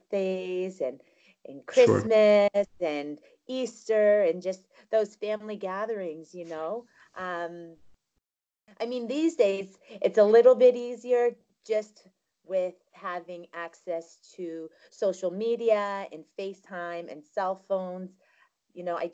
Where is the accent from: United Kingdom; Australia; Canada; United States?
Canada; Thorold, Ontario; moved away as an adult; now in France; I am Canadian, yes. My city is 5 minutes away from Niagara Falls, Canadian side, of course. It's called Thorold. It's in Ontario